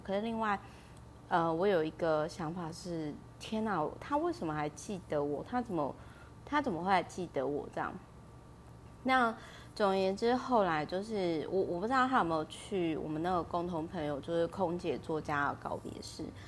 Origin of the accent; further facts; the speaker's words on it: Kaohsiung, Taiwan; moved away; 因为我老家是在高雄嘛 然后在乡下